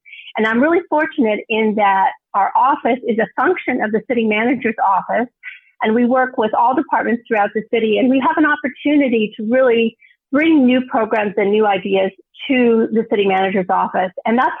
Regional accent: New Mexico, United States; I grew up really with abundance. I grew up in New Mexico with a mom who really was the best cook in the family.

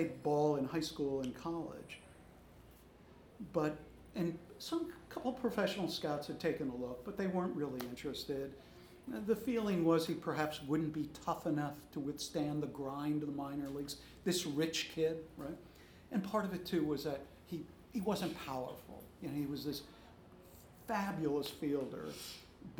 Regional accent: Los Angeles, California, United States; moved away; as a child growing up in Los Angeles

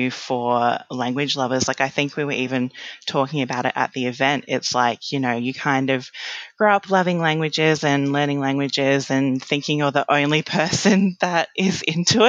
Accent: Adelaide, South Australia, Australia; I'm from Adelaide. I'm from South Australia. So in Adelaide, you start high school in year eight

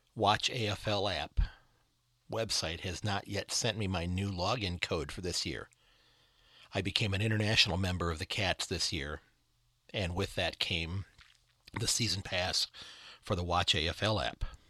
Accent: United States; as an American

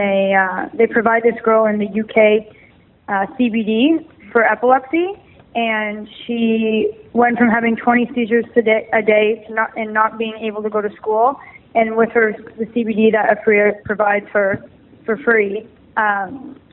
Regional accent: Ontario, Canada; born or raised there

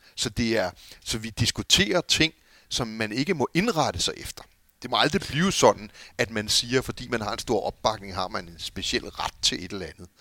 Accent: Copenhagen, Capital Region of Denmark, Denmark; jeg er jo københavner eller amerikaner

